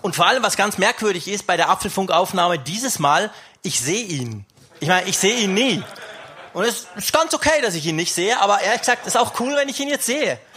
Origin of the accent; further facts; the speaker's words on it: Switzerland; ich komme aus der Schweiz, ich komme aus den Bergen, also richtig weit weg